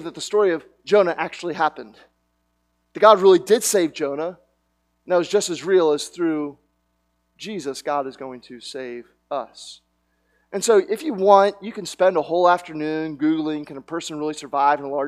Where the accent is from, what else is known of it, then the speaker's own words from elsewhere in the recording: Media, Pennsylvania, United States; I was born in Media, Pennsylvania